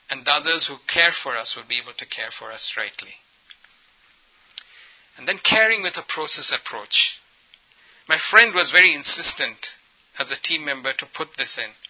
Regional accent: India; I come from India, and we don't know how to be assertive.

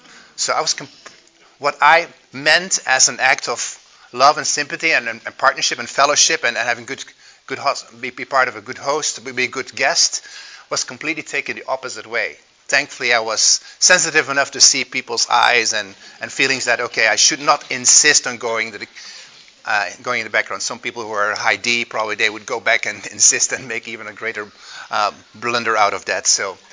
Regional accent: Belgium; English is a second language; also born or lived in Netherlands; If you hear an accent, that's because I grew up in Europe, in Belgium and Holland.

